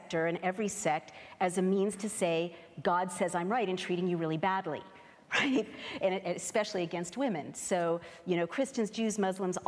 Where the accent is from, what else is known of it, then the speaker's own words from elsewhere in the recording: San Francisco, California, United States; moved away; I grew up in San Francisco in a place where everybody was every gender all at once